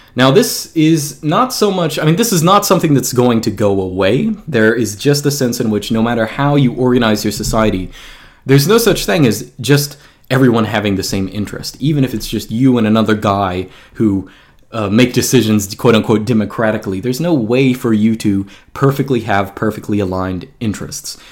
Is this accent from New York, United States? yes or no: no; Georgia, United States; I actually grew up in Georgia. I've been moving around, but I grew up in Georgia.